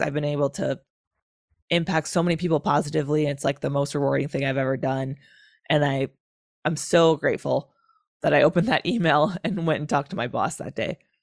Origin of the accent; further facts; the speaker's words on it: Wisconsin, United States; Wisconsin, my home state